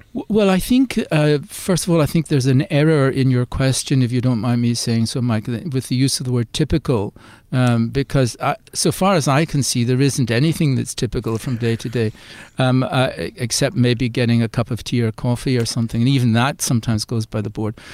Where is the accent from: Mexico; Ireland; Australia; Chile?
Ireland; accent: Irish; moved away as an adult; also born or lived in United Kingdom; as you'll hear from my accent, I'm originally from Ireland.